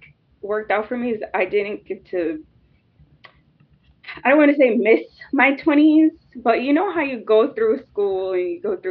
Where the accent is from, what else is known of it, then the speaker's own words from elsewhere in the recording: United States; us as an American